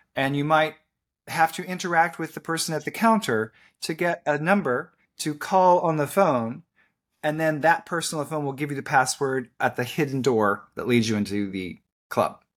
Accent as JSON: {"language": "English", "region": "Kentucky", "country": "United States", "tie": "born or raised there", "moved": "as an adult", "lives_now": "Orlando, United States", "said": "Kentucky, my home state"}